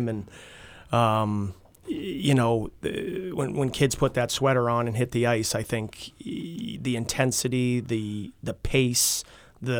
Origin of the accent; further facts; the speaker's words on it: Concord, New Hampshire, United States; I grew up right at in Concord Capitals and played for that program